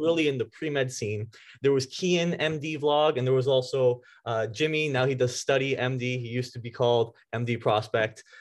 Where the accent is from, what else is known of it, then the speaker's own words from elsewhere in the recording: Vaughan, Ontario, Canada; I grew up in Vaughan, uh, oh, the Woodbridge area. Yeah, and I actually uh, I was here all my life.